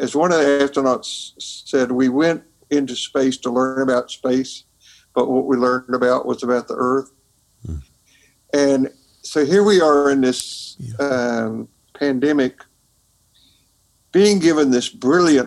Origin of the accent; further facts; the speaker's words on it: Tennessee, United States; my home state, Tennessee.